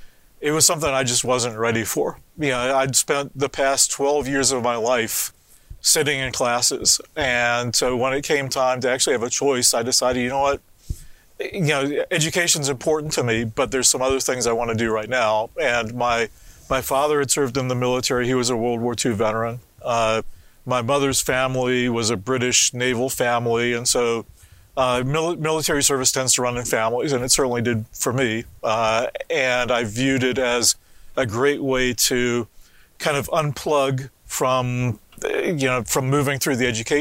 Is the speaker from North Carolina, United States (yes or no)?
yes; North Carolina, United States; also born or lived in London, United Kingdom; I was born in London, immigrated to the U.S. when I was 6 months old. My parents both had a love for travel, and also growing up in the U.S. in North Carolina